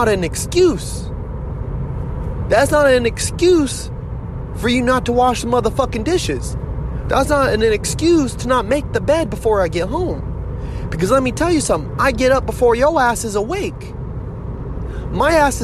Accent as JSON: {"language": "English", "country": "United States", "said": "I'm an American"}